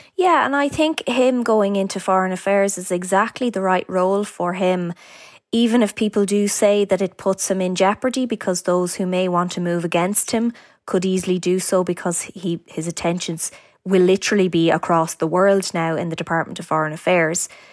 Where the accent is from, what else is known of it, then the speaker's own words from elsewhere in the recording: County Meath, Leinster, Ireland; I'm from County Meath myself